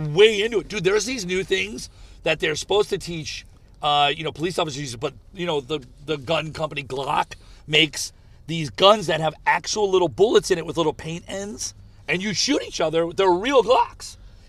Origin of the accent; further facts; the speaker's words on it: United States; "Where are you from?" I said, "America."